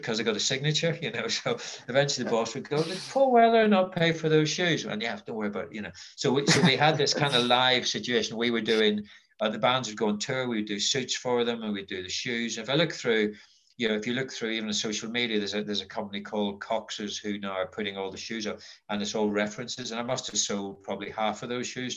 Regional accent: Belfast, Northern Ireland, United Kingdom; I grew up in Belfast in what were pretty dark times.

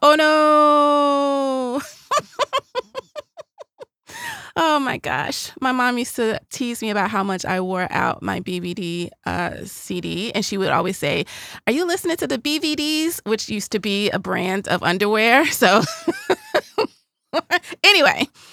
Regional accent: the South, United States; I'm from the South

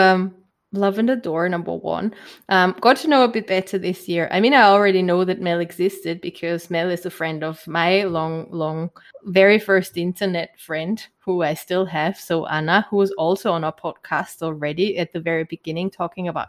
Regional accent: Germany; accent: German; English is a second language; my German accent

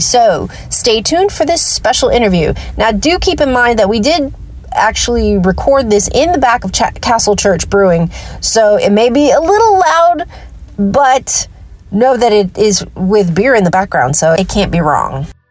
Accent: Hawaii, United States; I grew up in Hawaii

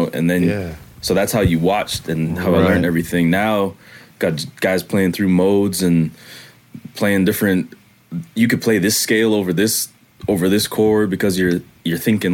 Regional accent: Canada; accent: Canadian patois; now in Charlotte, United States

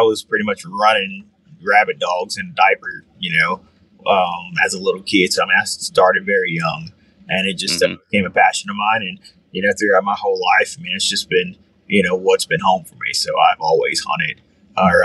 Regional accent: South Louisiana, United States; moved away as an adult; now in Nashville, United States; I was originally born and raised in South Louisiana. That's where I grew up.

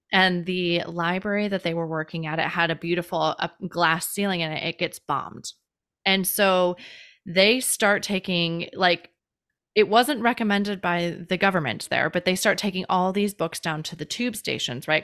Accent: Chicago, Illinois, United States; moved away; also born or lived in Hawaii; I grew up in Chicago

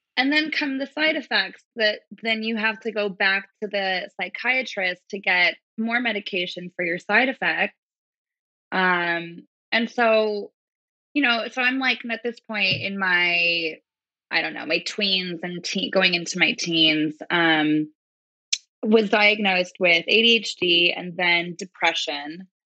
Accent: Manhattan Beach, California, United States; I was born and raised in Manhattan Beach, California.

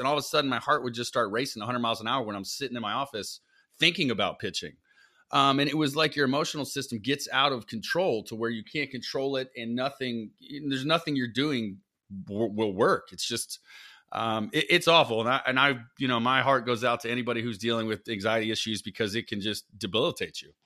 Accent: South Florida, United States; I grew up in South Florida

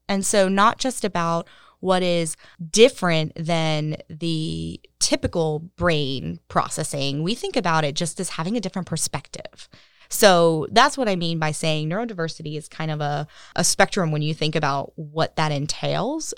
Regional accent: Cary, North Carolina, United States; I grew up in Cary

